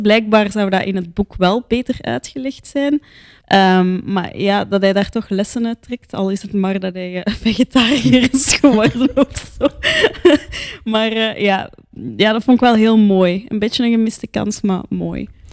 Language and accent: Dutch; Antwerp, Flanders, Belgium; ik zeg dat als Antwerpenaar